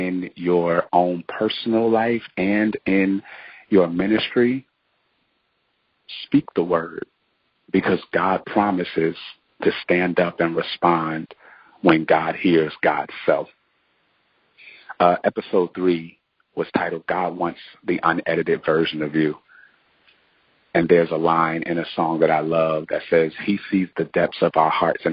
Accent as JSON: {"language": "English", "region": "New Jersey", "country": "United States", "tie": "born or raised there", "moved": "as an adult", "lives_now": "Durham, United States", "said": "I'm from New Jersey, have always lived in New Jersey"}